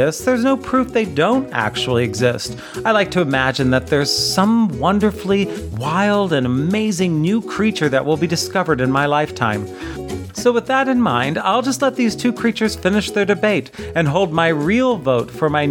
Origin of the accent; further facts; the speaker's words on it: United States; Growing up in America